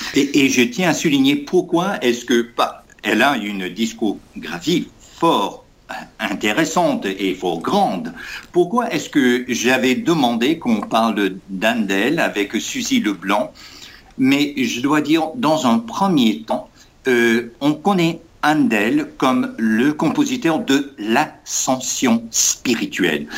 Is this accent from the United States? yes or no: yes; United States; also born or lived in Berkeley, California; en tant qu'Américain, ancien de l'Université de Californie à Berkeley